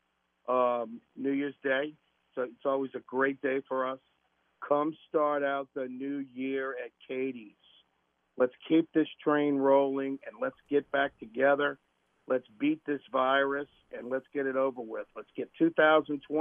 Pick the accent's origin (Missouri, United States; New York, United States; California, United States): Missouri, United States; St. Louis; moved away; I'm from St. Louis